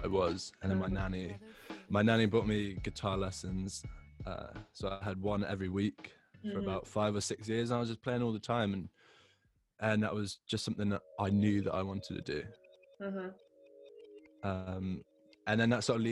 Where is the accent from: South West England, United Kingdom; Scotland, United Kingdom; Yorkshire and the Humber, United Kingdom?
South West England, United Kingdom; Devon; moved away as an adult; also born or lived in West London; now in London, United Kingdom; I'm from Devon, so I'm from the southwest. And earlier this year, I moved to West London.